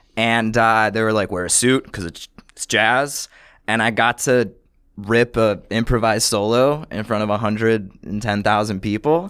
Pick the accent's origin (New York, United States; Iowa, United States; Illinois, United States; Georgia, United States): New York, United States; Buffalo; now in New York, United States; I grew up in Buffalo, New York